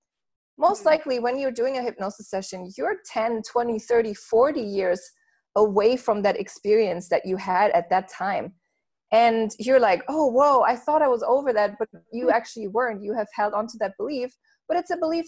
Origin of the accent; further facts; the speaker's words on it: Germany; moved away as an adult; also born or lived in Los Angeles, United States; I was born and raised in Germany, and when I was 19, I went to LA to study and to work there for about 2 years